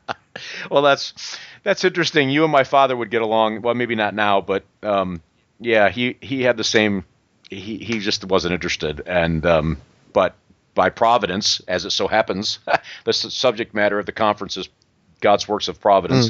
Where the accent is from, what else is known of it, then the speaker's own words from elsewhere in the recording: Western New York, United States; now in Greenville, United States; I'm from Western New York